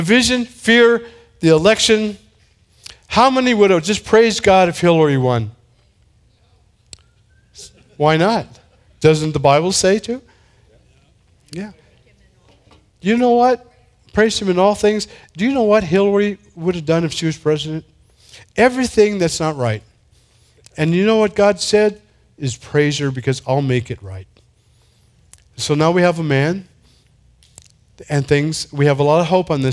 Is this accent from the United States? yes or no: yes; San Diego, California, United States; I'm from San Diego.